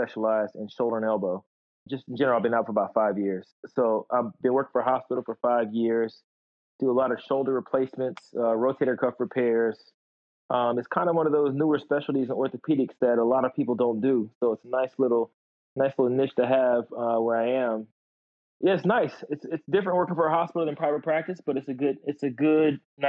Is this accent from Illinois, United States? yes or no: no; Atlanta, Georgia, United States; now in Florida, United States; I'm from Atlanta